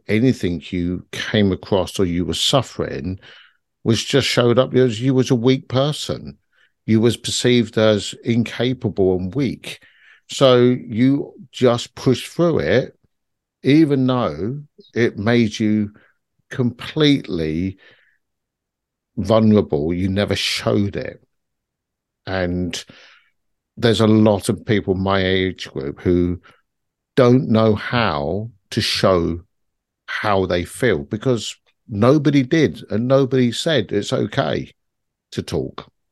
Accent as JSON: {"language": "English", "region": "London", "country": "United Kingdom", "tie": "born or raised there", "said": "I grew up in South London in a very harsh environment"}